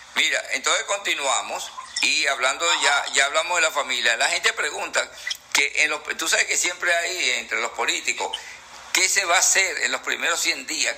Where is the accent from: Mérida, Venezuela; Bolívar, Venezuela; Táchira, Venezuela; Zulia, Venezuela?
Bolívar, Venezuela; Ciudad Bolívar; nací en Ciudad Bolívar